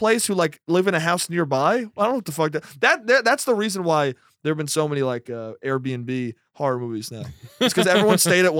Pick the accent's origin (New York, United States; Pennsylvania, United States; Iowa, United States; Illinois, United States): New York, United States; Somers; now in New York City, United States; I grew up in Somers, Westchester.